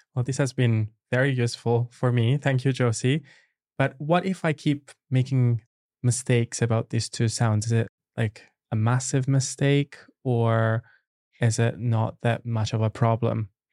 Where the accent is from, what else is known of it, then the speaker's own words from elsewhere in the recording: Italy; English is a second language; I'm from Italy